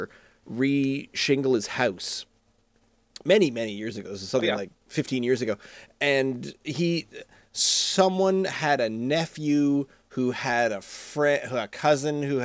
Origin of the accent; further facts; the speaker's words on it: St. Margaret's Bay, Nova Scotia, Canada; I grew up in St. Margaret's Bay